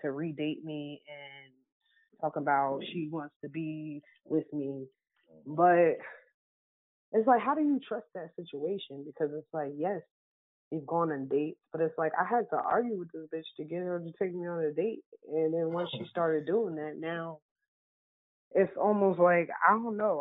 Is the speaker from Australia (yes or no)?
no; East Coast, United States; moved away as an adult; also born or lived in Midwest; I'm from the East Coast like y'all, and I moved all the way to Bumblefuck, Midwest.